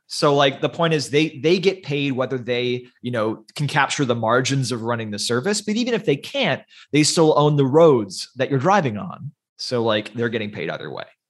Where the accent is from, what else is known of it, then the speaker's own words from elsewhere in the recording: United States; I'm an American